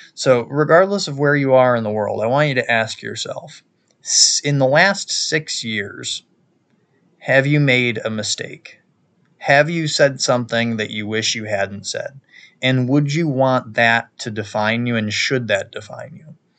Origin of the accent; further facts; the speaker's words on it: New York, United States; my home state of New York